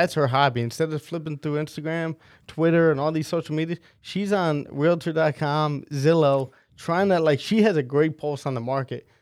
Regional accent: West Long Branch, New Jersey, United States; growing up in West Long Branch

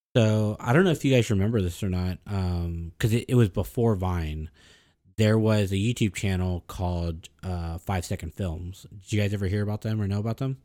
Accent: the Valley, South Texas border, United States; I consider myself born in Mexico. I was born on the border.

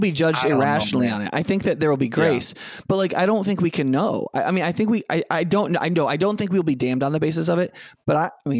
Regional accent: United States; So I am an American, right?

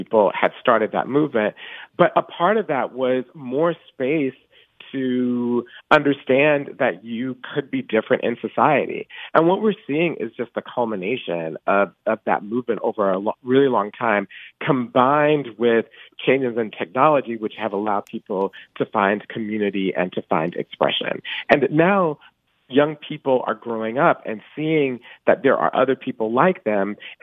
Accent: Atlanta, Georgia, United States; I grew up in Atlanta in the 1980s.

